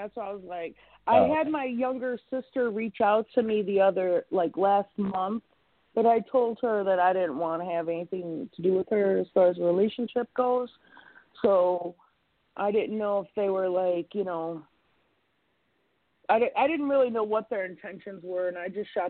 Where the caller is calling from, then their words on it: Chicago, Illinois, United States; I'm from Chicago.